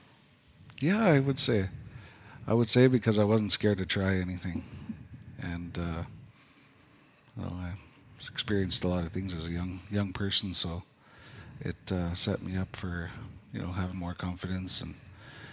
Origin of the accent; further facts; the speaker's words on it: Doig River First Nation, British Columbia, Canada; also born or lived in Fort St. John; Born Fort St. John, raised in Doig.